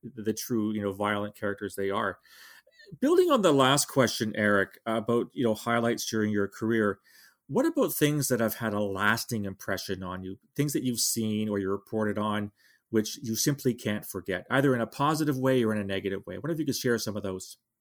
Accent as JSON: {"language": "English", "country": "Canada", "said": "speaking as a Canadian"}